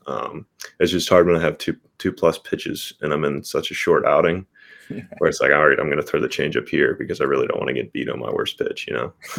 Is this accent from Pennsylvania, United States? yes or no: yes; Pittsburgh, Pennsylvania, United States; I was born born in Pittsburgh. We moved a little further south, but still in the Pittsburgh area uh, for my whole childhood. So Pittsburgh's home.